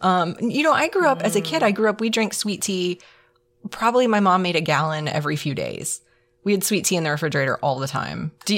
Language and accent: English; South Carolina, United States; born there; also born or lived in Pennsylvania; now in Georgia, United States; So I was born in South Carolina, like my parents before me and my grandparents before them. So we are all South Carolinians. But I've also lived in North Carolina and now Georgia